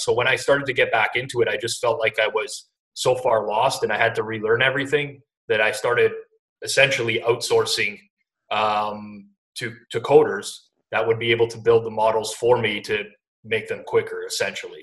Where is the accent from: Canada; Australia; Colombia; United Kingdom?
Canada; Toronto, Ontario; I grew up in Toronto, outskirts of Toronto, uh, and I've lived here my whole life